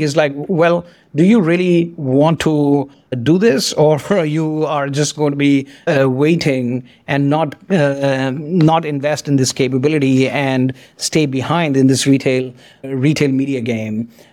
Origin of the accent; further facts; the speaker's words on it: India; moved away; also born or lived in France; I grew up in India. I came to France. I did not speak French